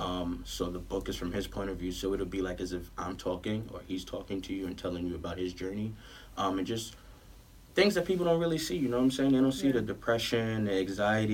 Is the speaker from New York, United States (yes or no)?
yes; New York City, New York, United States; also born or lived in Manhattan, New York / Georgia; I was raised um, in Southside right by 40Ps